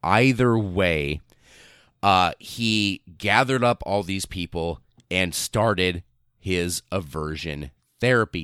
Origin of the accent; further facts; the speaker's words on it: United States; I, as an American